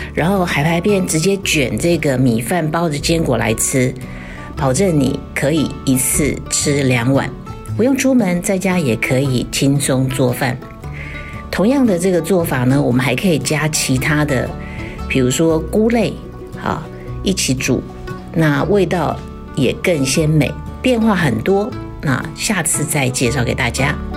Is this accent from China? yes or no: no; Taiwan; 我觉得我们台湾人其实都过得还蛮幸福的